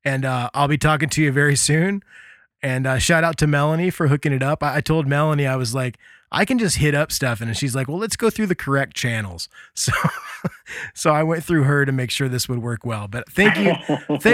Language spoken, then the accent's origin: English; United States; accent: American; my stupid American accent